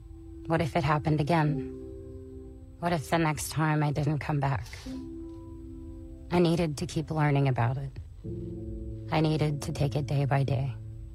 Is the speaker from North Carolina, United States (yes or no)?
no; Texas, United States; I grew up in Texas